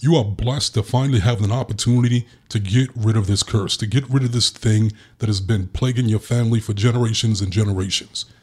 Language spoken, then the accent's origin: English; New York City, New York, United States; growing up in Brooklyn